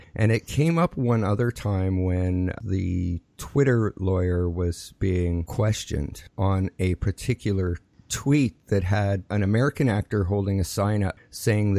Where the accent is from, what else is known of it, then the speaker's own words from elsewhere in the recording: Canada; as a Canadian